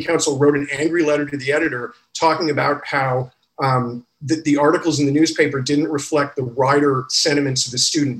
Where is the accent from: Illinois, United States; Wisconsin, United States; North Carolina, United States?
Illinois, United States; Freeport; moved away as an adult; I grew up in Illinois in the 80s